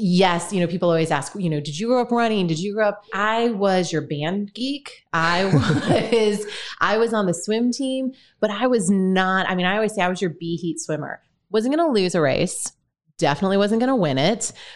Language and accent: English; Michigan, United States; now in St. Louis, United States; I'm from Michigan originally. Uh, grew up in a very, very rural town